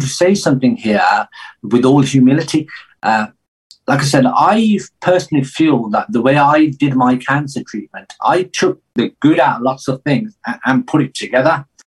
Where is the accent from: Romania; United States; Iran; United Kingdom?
United Kingdom; England; I grew up in England